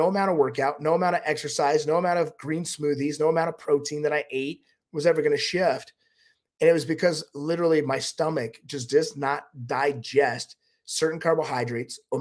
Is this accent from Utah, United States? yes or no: yes; Utah, United States; I'm from Utah